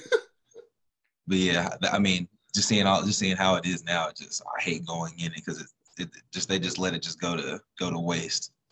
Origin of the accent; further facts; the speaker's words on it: Indiana, United States; we're from Indiana.